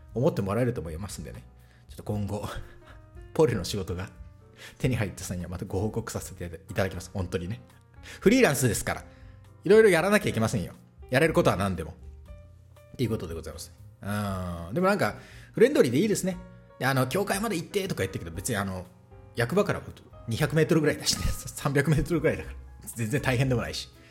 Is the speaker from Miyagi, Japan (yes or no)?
yes; Sendai, Miyagi, Japan; now in Pori, Finland; 私仙台の生まれなんですけどね